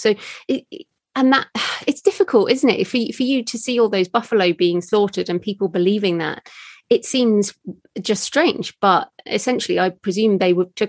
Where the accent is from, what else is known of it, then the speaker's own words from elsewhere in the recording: United Kingdom; Yeah, and it's funny because I being British, we have a lot of Indian culture in the UK, and I feel very at home in India.